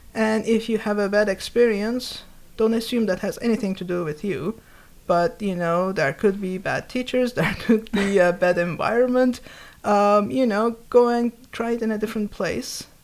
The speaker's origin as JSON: {"language": "English", "country": "Turkey", "tie": "born or raised there", "moved": "yes", "said": "when I was growing up, I grew up in Turkey."}